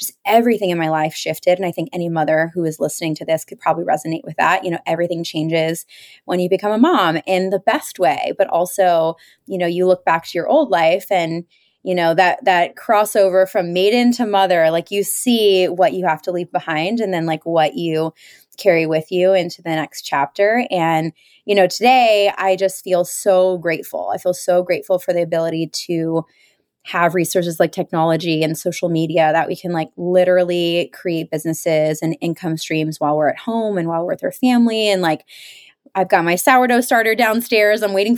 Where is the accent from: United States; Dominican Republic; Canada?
United States; Pennsylvania; growing up outside of Philadelphia, I thought I was going to go to the big city.